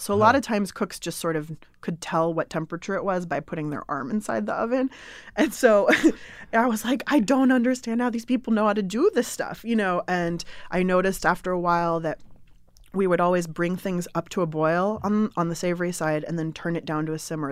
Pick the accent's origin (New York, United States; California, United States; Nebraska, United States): California, United States; San Diego; also born or lived in Berkeley, California; I grew up in San Diego, and so I came to Northern California to go to college